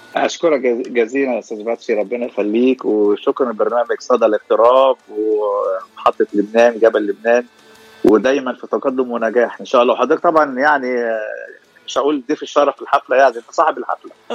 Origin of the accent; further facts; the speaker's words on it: Egypt; moved away as an adult; now in Los Angeles, United States; انا من مصر ايجيبت وبقالي 11 سنه في لوس انجلوس